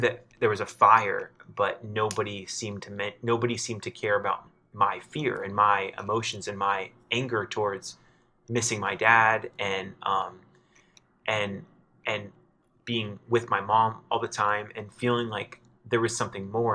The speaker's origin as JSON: {"language": "English", "region": "South Florida", "country": "United States", "also_born_or_lived": "Los Angeles", "moved": "as an adult", "said": "I was living in L A and I'm, I'm from South Florida"}